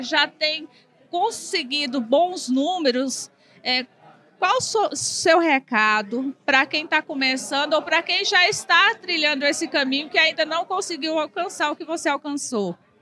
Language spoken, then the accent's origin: Portuguese; Tocantins, Brazil